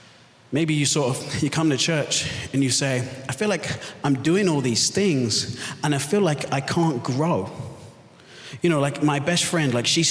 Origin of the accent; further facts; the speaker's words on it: London, United Kingdom; also born or lived in Southern California; I was born and raised in London, so that's why I have the confused accent. My wife and I, my wife Sungi and I, moved here from Southern California just over 2 years ago.